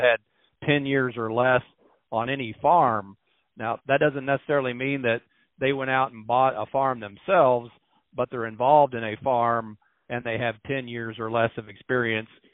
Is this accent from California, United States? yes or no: no; Missouri, United States; moved away as an adult; now in Iowa, United States; I'm from Missouri originally